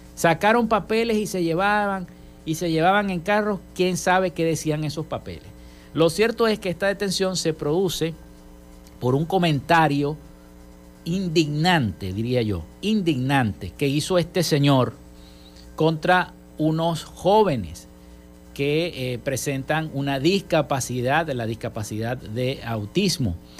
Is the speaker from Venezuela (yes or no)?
yes; Venezuela; nuestro país, en nuestro estado, en nuestra entidad. Venezuela